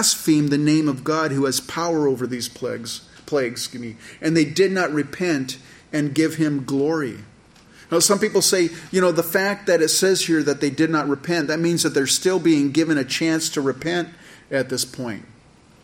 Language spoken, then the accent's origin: English; California, United States; I grew up in California